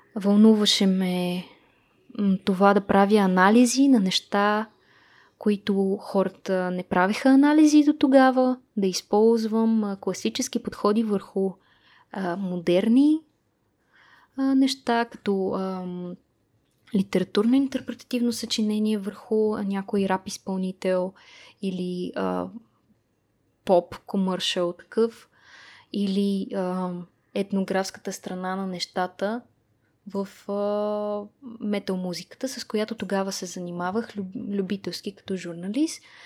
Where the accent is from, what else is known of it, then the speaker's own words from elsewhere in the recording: Sofia, Sofia City, Bulgaria; родена и израснала в София